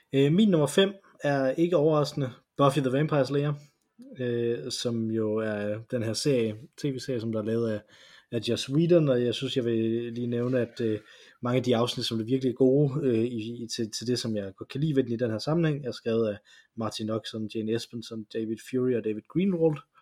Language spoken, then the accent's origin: Danish; Silkeborg, Central Denmark Region, Denmark; Jeg gik i sin tid, øh, fordi jeg var fra Silkeborg.